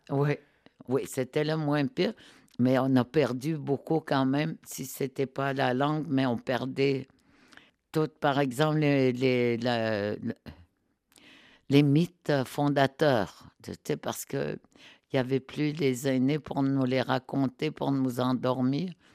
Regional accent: Nutshimit, Côte-Nord, Quebec, Canada; first language Innu; French is a second language; je viens de, euh, tu sais, de, du Québec, du Québec, sur la côte nord. Mais je suis née dans ce qu'on appelle Notmet

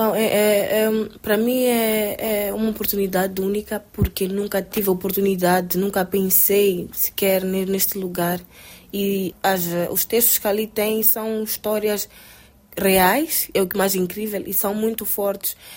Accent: Mozambique; sou de Moçambique

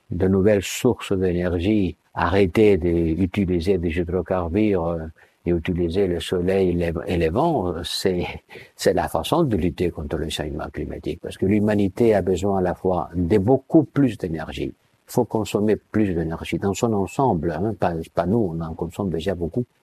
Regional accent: Somalia; Je viens de la Somalie

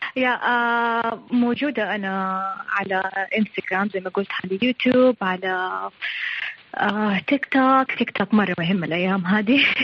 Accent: Saudi Arabia; عندنا في السعوديه

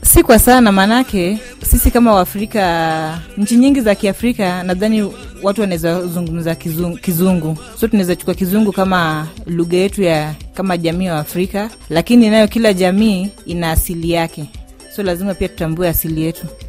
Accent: Siaya, Siaya County, Kenya; first language Luo; Swahili is a second language; mi ni mjaluo kutoka Siaya

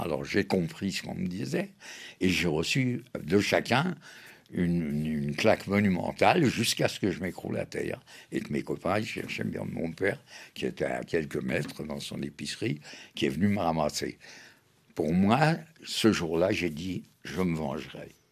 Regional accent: Paris, Île-de-France, France; elle a accouché à Paris à l'hôpital Rothschild. Donc je suis français de naissance, parisien

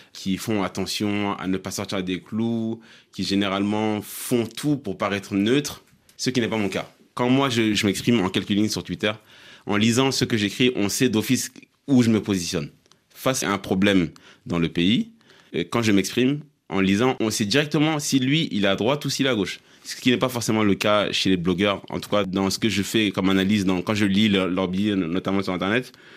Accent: Mali; en tant que Malien

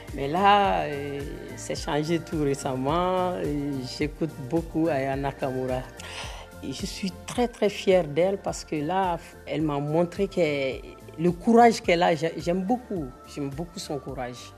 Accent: Mali; Je suis malienne.

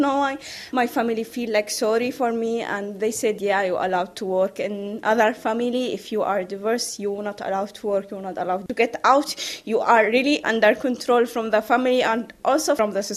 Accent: Saudi Arabia; moved away as an adult; I come from Saudi Arabia. I escaped from there in 2015

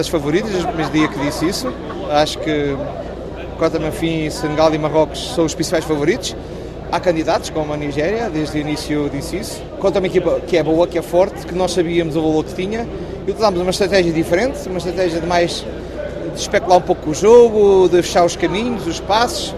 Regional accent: Portugal; também sou português

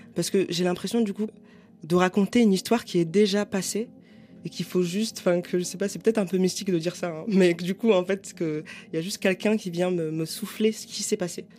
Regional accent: Paris, Île-de-France, France; je suis parisienne

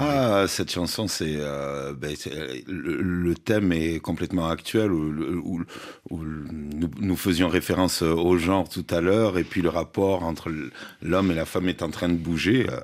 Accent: south of France, France; je viens du sud de la France

